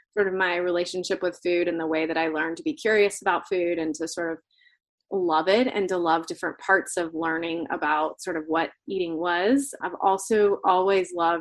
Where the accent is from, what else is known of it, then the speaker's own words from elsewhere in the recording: Florida, United States; moved away; I grew up in Florida